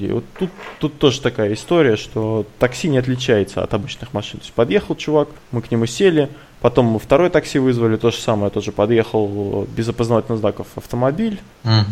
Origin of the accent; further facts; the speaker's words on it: Kursk, Kursk Oblast, Russia; сразу сказали, что мы из Курска